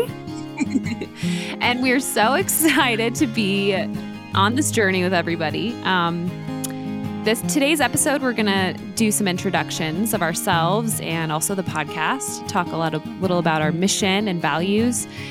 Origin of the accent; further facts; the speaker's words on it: Oklahoma, United States; I was born in Oklahoma in nineteen eighty-four